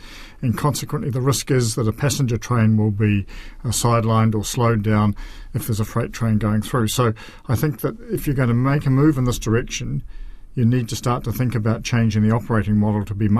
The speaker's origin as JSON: {"language": "English", "town": "Christchurch", "region": "Canterbury", "country": "New Zealand", "tie": "born or raised there", "said": "when I was growing up in Christchurch"}